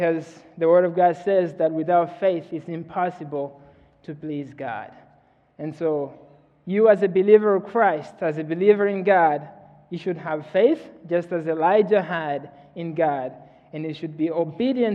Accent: Mozambique; moved away; I'm from Mozambique, Africa.

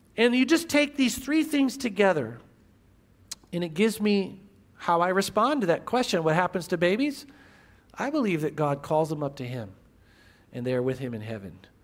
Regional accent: Midwest, United States; I grew up in the Midwest

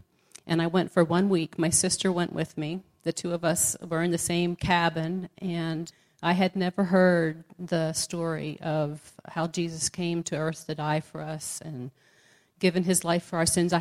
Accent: right outside of Philadelphia, New Jersey, United States; I grew up in New Jersey, right outside of Philadelphia.

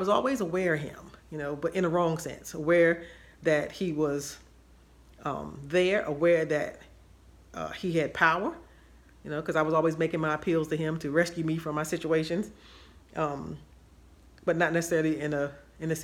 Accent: Washington, District of Columbia, United States; I grew up in Washington, D.C., and my family was Baptist and proud Baptist

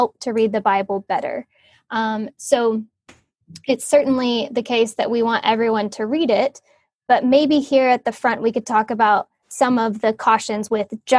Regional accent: Oklahoma, United States; moved away as an adult; also born or lived in Cambridge / Los Angeles; now in West Palm Beach, United States; I grew up in Oklahoma

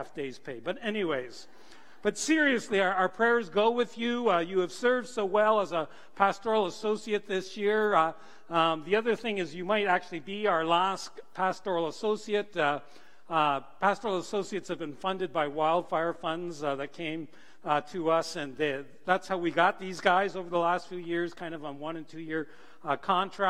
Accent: Canada; now in Alberta, Canada; we define ourselves as Canadians

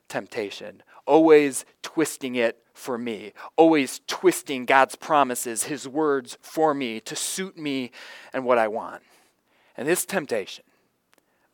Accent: Florida, United States; a little boy growing up in Florida

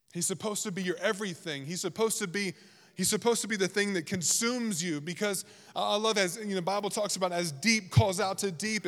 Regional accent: Virginia, United States; moved away; I grew up in Virginia

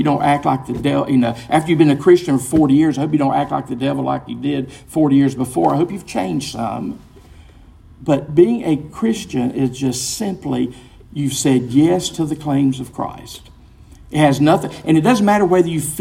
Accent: American Southerner, United States; it's an objective fact that I'm American. You ask me, are you a Southerner? And I say, well, I hope so. I'm trying to be

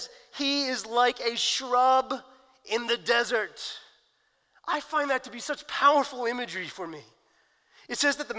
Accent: New Jersey, United States; I grew up in New Jersey

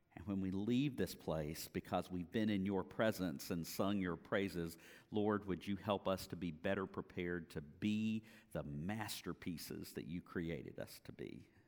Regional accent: Apopka, Florida, United States; also born or lived in Jacksonville area; now in Jacksonville, United States; grew up in Apopka, graduated from Apopka High School

